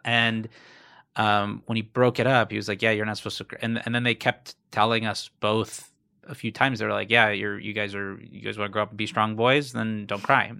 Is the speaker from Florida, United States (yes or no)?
yes; South Florida, United States; moved away; I'm originally from South Florida.